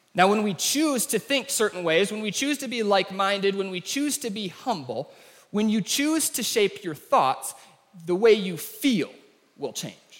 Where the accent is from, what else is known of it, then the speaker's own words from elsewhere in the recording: United States; the way that we talk as Americans